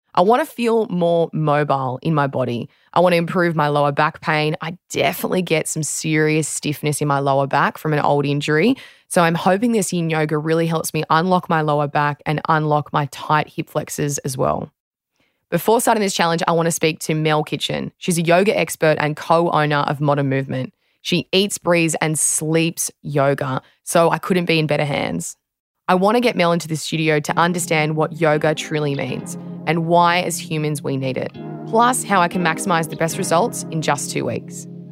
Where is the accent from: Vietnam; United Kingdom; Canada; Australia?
Australia